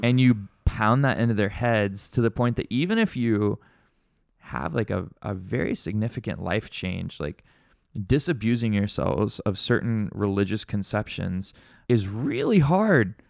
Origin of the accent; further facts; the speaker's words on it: Alabama, United States; now in Honolulu, United States; I grew up in Alabama